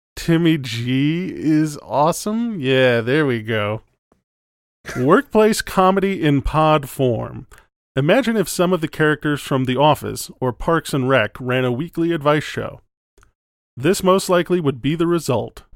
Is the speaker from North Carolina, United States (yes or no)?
no; Wisconsin, United States; moved away; I'm originally from Wisconsin